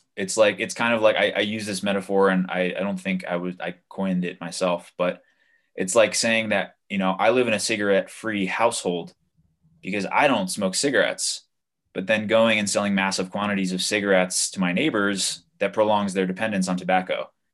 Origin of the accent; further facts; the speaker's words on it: Hudson Valley, New York, United States; moved away as an adult; now in Colorado, United States; I moved back to my hometown in New York